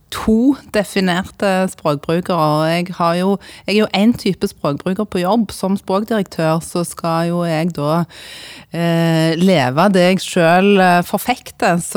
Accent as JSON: {"language": "Norwegian", "town": "Sandnes", "region": "Rogaland", "country": "Norway", "accent": "Sandnes dialect", "lives_now": "Eastern Norway", "said": "jeg eh, holder på Sandnes-dialekten min, selv om jeg har bodd eh, faktisk størstedelen av livet mitt eh, etter hvert på, på Østlandet"}